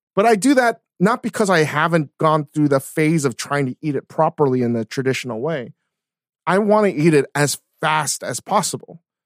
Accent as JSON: {"language": "English", "region": "Virginia", "country": "United States", "tie": "born or raised there", "said": "growing up in Virginia and the East Coast"}